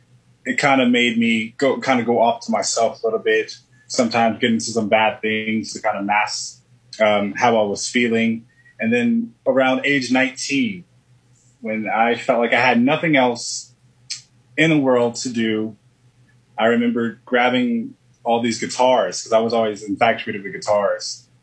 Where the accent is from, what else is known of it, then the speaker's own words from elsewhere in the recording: Florida, United States; born there; Well, I was born in Florida on a warm day.